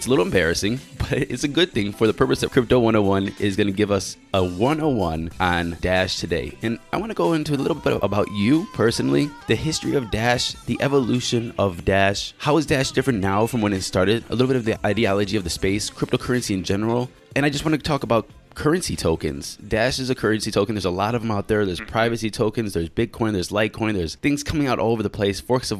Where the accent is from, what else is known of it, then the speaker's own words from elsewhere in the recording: Cleveland, Ohio, United States; moved away as an adult; now in Taiwan; I was born in Cleveland, Ohio, east side, went from the inner city and then out to the suburbs, small towns